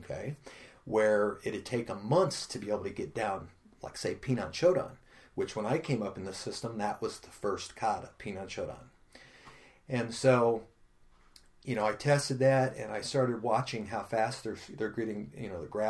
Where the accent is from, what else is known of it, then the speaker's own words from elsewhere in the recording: Pekin, Illinois, United States; We grew up poor in the South End.